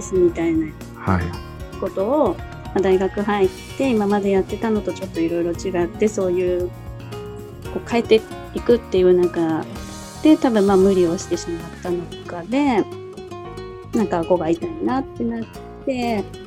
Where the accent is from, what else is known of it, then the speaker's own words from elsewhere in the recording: Kagoshima, Japan; moved away as an adult; now in Tokyo, Japan; 鹿児島出身なんですけれども